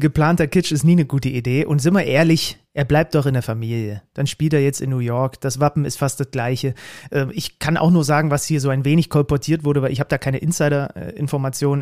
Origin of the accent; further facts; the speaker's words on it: Saxony, Germany; moved away; Ich komme aus dem, aus, aus dem Ursprungsland des Schwibbogens.